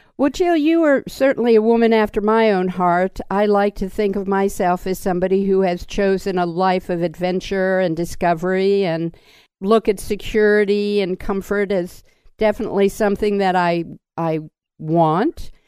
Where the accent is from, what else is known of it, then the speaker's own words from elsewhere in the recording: Washington, District of Columbia, United States; I grew up in Washington, D.C.